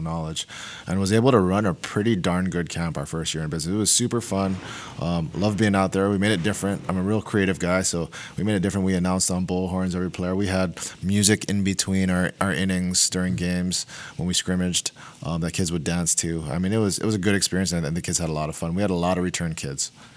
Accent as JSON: {"language": "English", "region": "Hawaii", "country": "United States", "tie": "born or raised there", "also_born_or_lived": "Oregon", "moved": "yes", "said": "I'm from Hawaii. I didn't own I didn't own a pair of jeans till I moved to Oregon"}